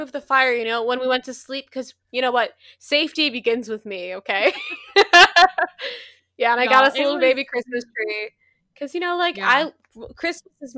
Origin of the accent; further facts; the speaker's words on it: Midwest, United States; I'm from the Midwest.